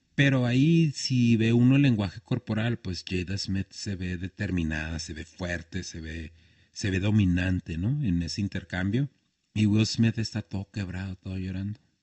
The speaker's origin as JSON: {"language": "Spanish", "region": "Chihuahua", "country": "Mexico", "tie": "born or raised there", "also_born_or_lived": "Horizontes del Sur", "said": "crecí en un barrio como La Zapata, que después me fui a vivir a Horizontes"}